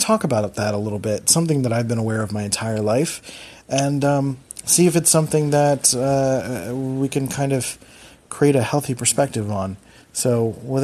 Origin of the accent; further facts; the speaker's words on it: Philadelphia, Pennsylvania, United States; accent: Philly; moved away; the fact that I'm from Philly makes words harder, or like, I don't know, Philly speak is very lazy, and I do what I can to try to mute my Philly accent